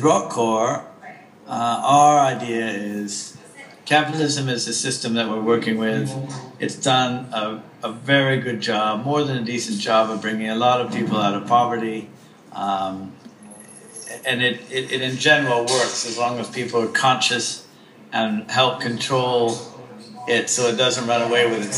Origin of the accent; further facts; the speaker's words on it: United States; now in London, United Kingdom; I'm American by birth